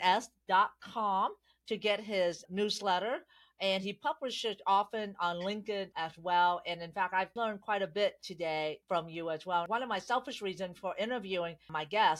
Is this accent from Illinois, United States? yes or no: no; San Jose, California, United States; I grew up in San Jose, California